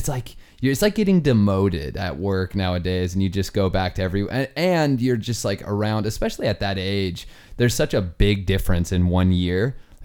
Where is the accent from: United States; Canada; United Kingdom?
United States; Georgia; Not a Southern thing, by the way. She can't pawn that off as a Southern thing. I'm from Georgia.